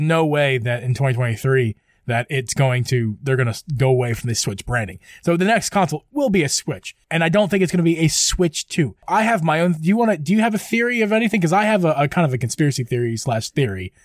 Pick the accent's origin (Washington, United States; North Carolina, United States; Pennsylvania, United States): Pennsylvania, United States; near Downingtown; not to my hometown, but very close to my hometown in Downingtown, PA